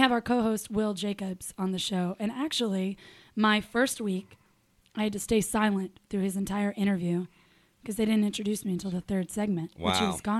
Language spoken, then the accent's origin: English; Charlotte, North Carolina, United States; So when people ask where I'm from, I'm from Charlotte.